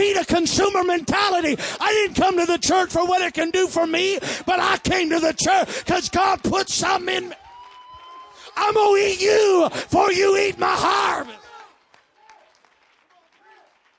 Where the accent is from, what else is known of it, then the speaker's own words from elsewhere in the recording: Iowa, United States; I'm from Iowa